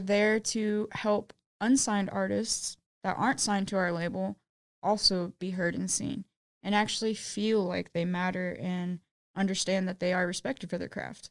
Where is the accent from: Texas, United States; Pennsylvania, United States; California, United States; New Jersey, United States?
Texas, United States; Austin; I was born and raised in Austin, Texas.